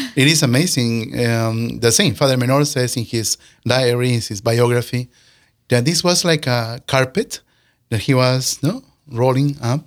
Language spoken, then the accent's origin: English; Peru; moved away as an adult; also born or lived in California / Saint Paul, Minnesota; now in Sioux Falls, United States; we came from Peru